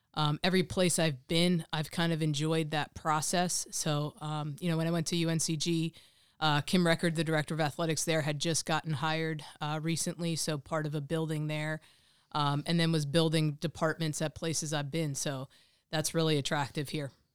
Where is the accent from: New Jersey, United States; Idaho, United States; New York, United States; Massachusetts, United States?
New Jersey, United States; Monmouth County; I grew up in Monmouth County. I went to high school, um, at Raritan High School